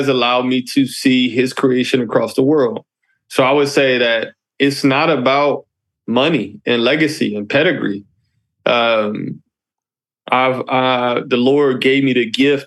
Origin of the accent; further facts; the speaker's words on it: Detroit, Michigan, United States; I'm an African-American male, and I grew up in Detroit, Michigan